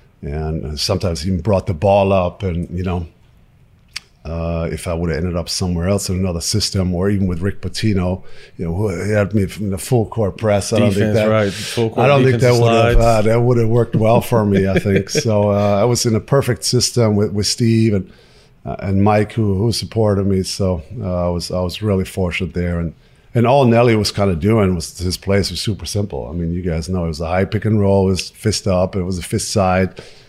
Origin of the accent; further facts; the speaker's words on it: Würzburg, Bavaria, Germany; So they all came to my hometown of Würzburg and hang out for a couple of days and got to know my family.